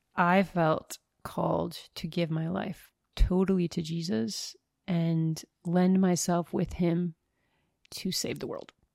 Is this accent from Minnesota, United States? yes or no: yes; northern Minnesota, United States; moved away; am originally from northern Minnesota.